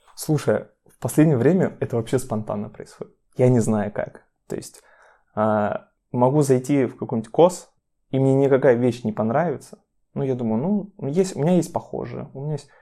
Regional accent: Chelyabinsk, Chelyabinsk Oblast, Russia; moved away; Я сам приехал из Челябинска, мы с Машей из Челябинска

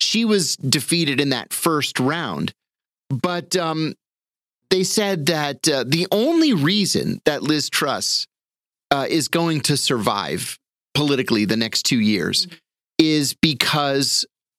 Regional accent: United Kingdom; we're British after all.

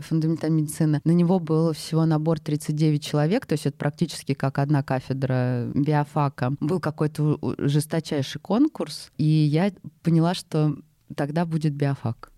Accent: Moscow Oblast, Russia; я из Подмосковья

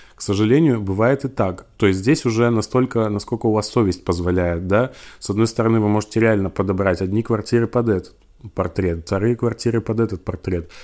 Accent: Siberia, Russia; я из Сибири

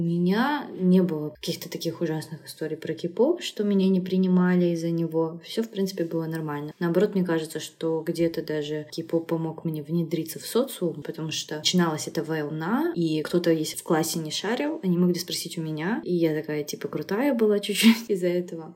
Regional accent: Khabarovsk, Khabarovsk Krai, Russia; moved away as an adult; now in South Korea; Хабаровск, мой родной город в России, и все, и родилась я

